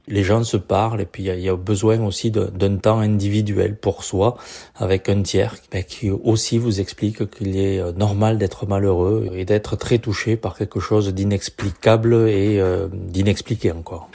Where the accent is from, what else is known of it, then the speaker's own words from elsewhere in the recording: Castres, Occitania, France; je suis natif de Castres